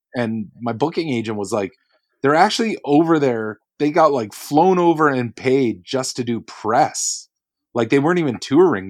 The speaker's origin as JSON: {"language": "English", "country": "Canada", "said": "as a Canadian"}